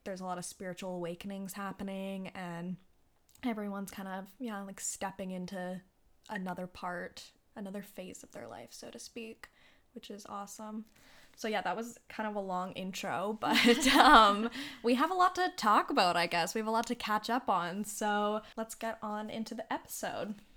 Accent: Canada; I was safe in my home country with my family and Yeah, I'm, I am grateful for being able to come back to Canada

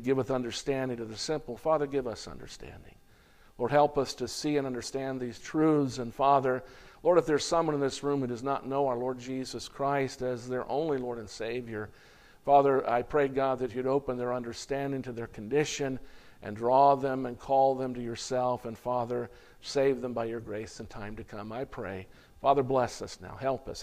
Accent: United States; being an American.

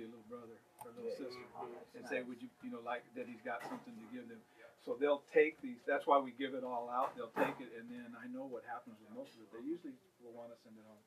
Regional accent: Los Angeles, California, United States; I grew up myself in the East LA area

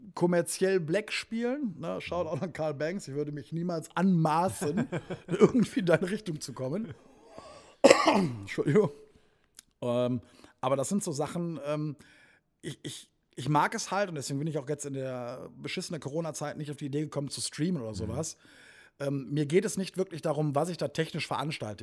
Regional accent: Wuppertal, North Rhine-Westphalia, Germany; moved away as an adult; now in Sauerland, Germany; ich bin ja gebürtiger Wuppertaler, also ich bin kein Ursauerländer, wobei jetzt aber seit 22, 23 Jahren mittlerweile hier

